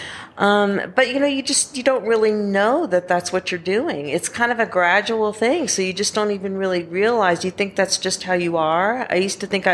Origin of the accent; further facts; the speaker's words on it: Georgia, United States; I'm from Georgia.